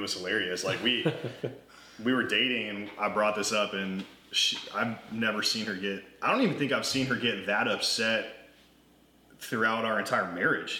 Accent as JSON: {"language": "English", "region": "Arizona", "country": "United States", "tie": "born or raised there", "said": "growing up in Arizona as a kid"}